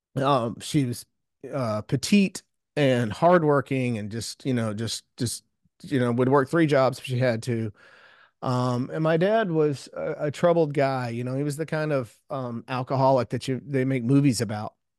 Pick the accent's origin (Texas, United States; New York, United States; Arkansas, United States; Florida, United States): Texas, United States; South Houston; I grew up in South Houston, south of Houston, Texas